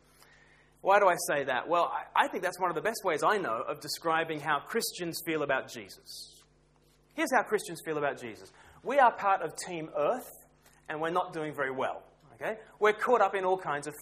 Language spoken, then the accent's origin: English; Australia; moved away as an adult; now in United Kingdom; I grew up in Australia